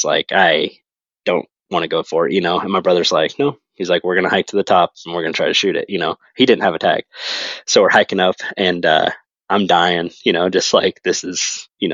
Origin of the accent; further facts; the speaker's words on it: Western Oregon, United States; moved away; I'm from Western Oregon. So grew up hunting Roosevelts and Blacktails